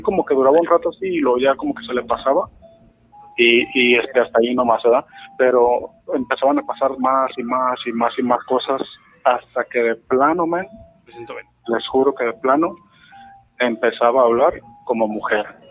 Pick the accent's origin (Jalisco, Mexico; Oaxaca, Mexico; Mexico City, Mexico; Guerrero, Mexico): Jalisco, Mexico; Guadalajara; soy de, la ciudad de Guadalajara